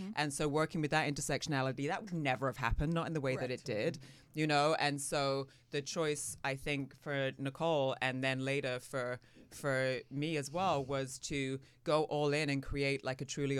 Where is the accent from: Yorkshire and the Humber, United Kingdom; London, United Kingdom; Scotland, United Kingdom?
London, United Kingdom; moved away as an adult; My accent is so mangled now. I grew up in London, so I was there until I was, you know, like 18.